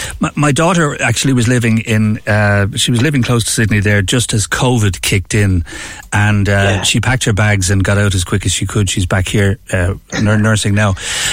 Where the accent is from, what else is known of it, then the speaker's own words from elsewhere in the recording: Ireland; I mean, being Irish, it's almost a genetic thing for us, gravitating towards Irish pubs and that.